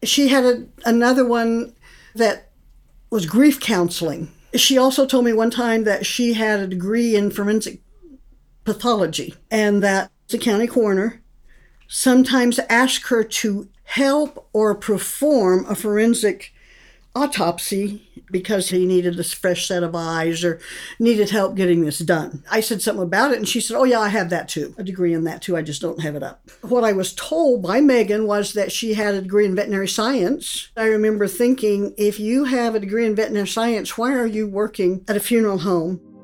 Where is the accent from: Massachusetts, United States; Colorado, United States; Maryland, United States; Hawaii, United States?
Colorado, United States; Montrose; moved away as an adult; now in Kentucky, United States; I am currently living in Kentucky, but I grew up in Montrose. I was raised there, went to school there